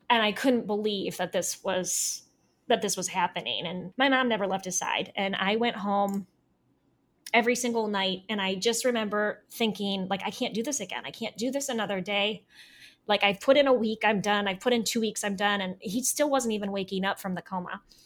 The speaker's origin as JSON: {"language": "English", "region": "Northeast Ohio", "country": "United States", "tie": "born or raised there", "also_born_or_lived": "Alaska", "moved": "as an adult", "said": "I am from Northeast Ohio"}